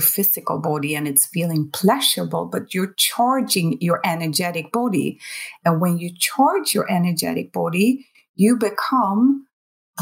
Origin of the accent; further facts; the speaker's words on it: Sweden; I'm from Sweden